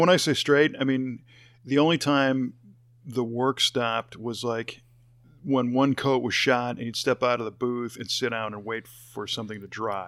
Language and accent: English; Chicago, Illinois, United States; moved away as an adult; also born or lived in Los Angeles, California; I grew up in the Chicago area, and then I lived in L